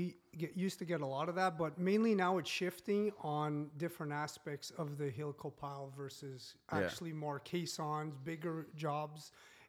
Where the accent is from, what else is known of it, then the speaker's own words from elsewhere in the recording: Timmins, Ontario, Canada; I'm French from Timmins, Ontario, I can't speak French, can't speak English.